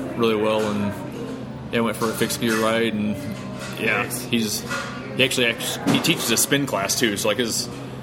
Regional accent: Central Illinois, United States; I'm from Central Illinois, but I lived in Southern Illinois at the time

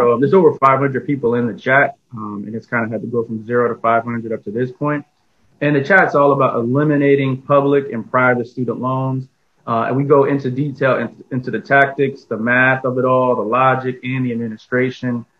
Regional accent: East Orange, New Jersey, United States; moved away as an adult; also born or lived in Newark, New Jersey / Plainfield, New Jersey; now in Washington DC, United States; I'm from Newark, New Jersey, raised in East Orange for much of my life, and then I moved out to the Plainfield area where I spent my teenage years

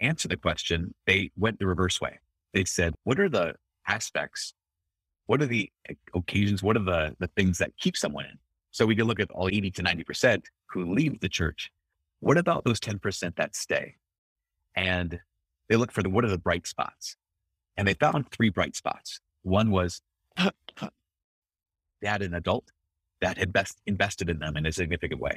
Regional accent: Brainerd, Minnesota, United States; my hometown is Brainerd, Minnesota

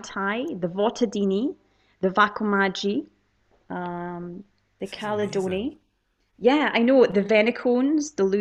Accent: Dundee, Scotland, United Kingdom; also born or lived in Monifieth; I grew up in Dundee my whole life, and we only moved here kind of recently

